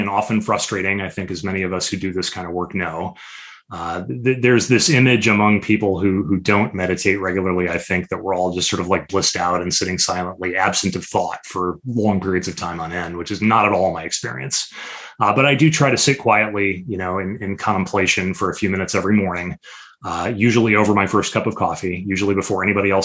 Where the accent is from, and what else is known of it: Chicago, Illinois, United States